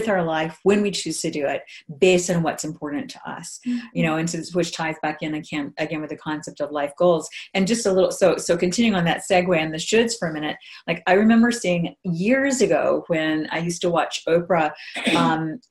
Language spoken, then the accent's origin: English; Hawaii, United States; moved away; I grew up in Hawaii